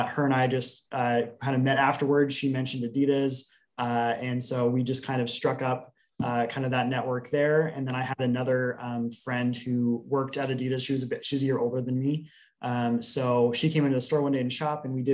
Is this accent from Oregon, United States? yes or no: yes; Portland, Oregon, United States; Portland native, born and raised, didn't really stray too far from home geographically.